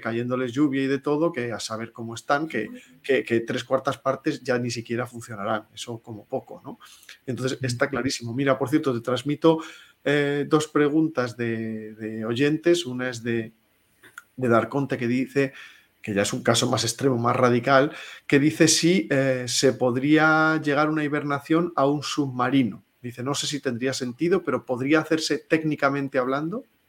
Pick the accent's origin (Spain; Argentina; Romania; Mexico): Spain